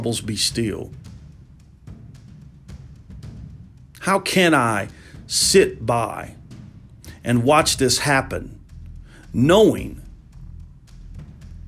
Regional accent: United States; being an American and being a black American

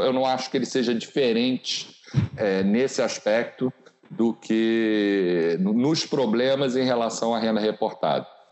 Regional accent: Rio de Janeiro, Brazil; a nossa juventude no Rio de Janeiro

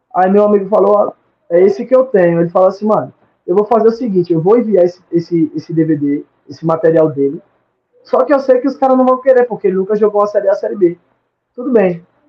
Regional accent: Murici, Alagoas, Brazil; moved away as an adult; also born or lived in Maceió / São Paulo; now in Malta; eu vinha de Maceió, sou de Maceió, de Murici

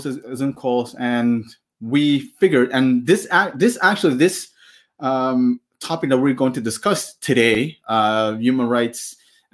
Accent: Maluku, Indonesia; I'm from Maluku

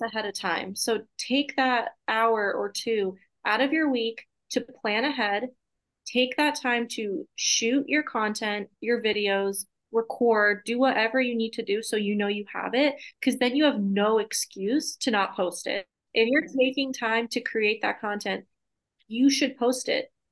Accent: Massachusetts, United States; moved away; I grew up in Massachusetts

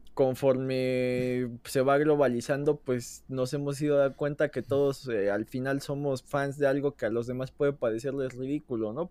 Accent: Mexico; como mexicano

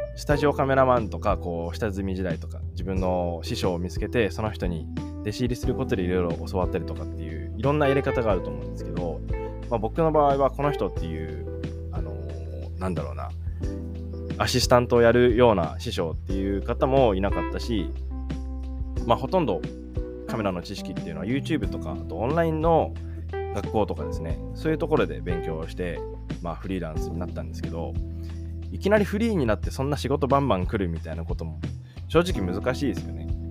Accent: Sendai, Miyagi, Japan; now in Yakushima, Japan; 僕と同じ仙台出身なんですよ。宮城県仙台市出身で

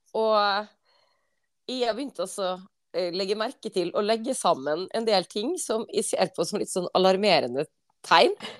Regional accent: Western Norway, Norway; moved away; For som vestlending

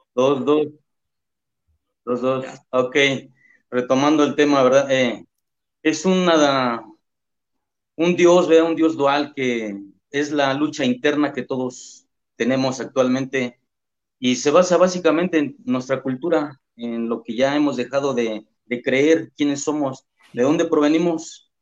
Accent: Mexico; que somos todos los mexicanos

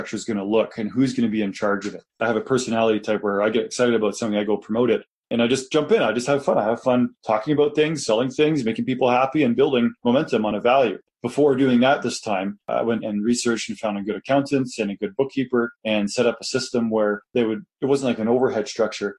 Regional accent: Kitchener, Ontario, Canada; moved away as an adult; now in Calgary, Canada; I was from Kitchener

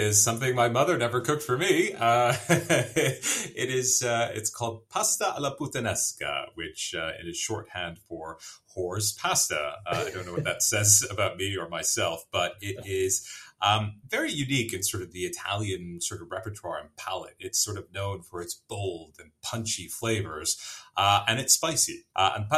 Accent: Vancouver, British Columbia, Canada; moved away as an adult; also born or lived in Pakistan; I grew up in Vancouver, I grew up in Canada, first generation Canadian.

